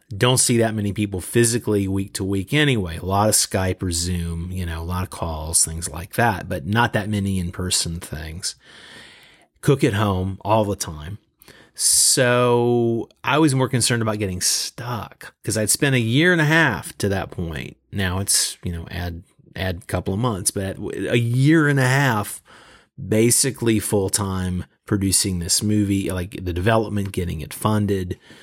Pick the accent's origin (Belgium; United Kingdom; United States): United States; Southeast US; moved away as an adult; also born or lived in Los Angeles, United States; now in Beijing, China; I'm originally from the Southeast U S. I moved to L A two thousand two